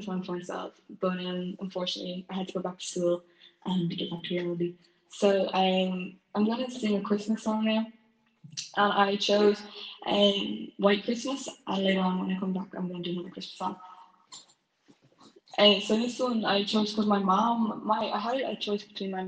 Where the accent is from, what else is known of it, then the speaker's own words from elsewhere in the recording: Dublin, Leinster, Ireland; I'm from Dublin.